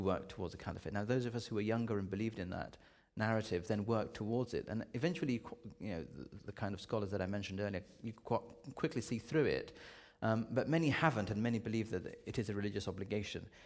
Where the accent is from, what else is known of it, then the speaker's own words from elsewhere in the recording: United Kingdom; I'm a Brit